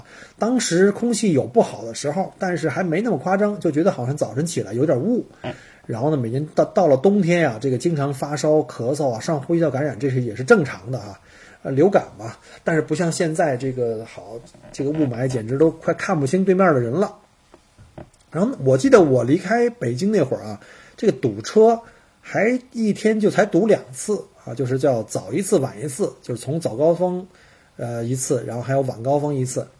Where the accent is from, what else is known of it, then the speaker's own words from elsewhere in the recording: China; moved away; 我就想讲一下当年我从中国来移民过来的这个呃流程。